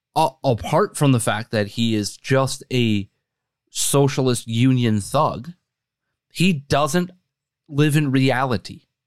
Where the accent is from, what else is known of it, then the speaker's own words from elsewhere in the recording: Wisconsin, United States; now in Chicago, United States; my home state, Wisconsin